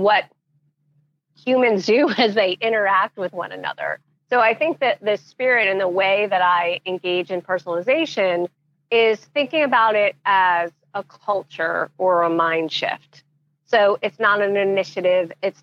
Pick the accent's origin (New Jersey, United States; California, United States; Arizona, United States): New Jersey, United States; Montclair; I was born in Montclair, New Jersey. So that is where I spent my entire growing up